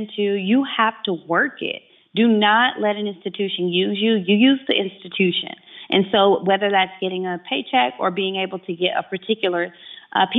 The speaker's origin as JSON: {"language": "English", "town": "Chattanooga", "region": "Tennessee", "country": "United States", "tie": "born or raised there", "said": "I'm here in my hometown in Chattanooga, Tennessee"}